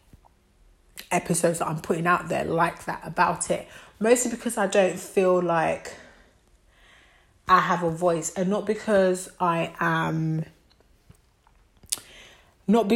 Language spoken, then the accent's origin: English; Côte d’Ivoire; moved away; I'm West African. I'm from Ivory Coast. I'm French-speaking.